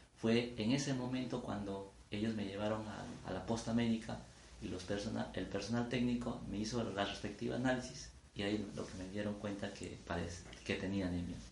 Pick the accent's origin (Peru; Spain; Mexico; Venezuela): Peru; Sivia, Ayacucho; yo nací en el BRAE, en el distrito de Sibia, provincia de Huanta, de la región Ayacucho.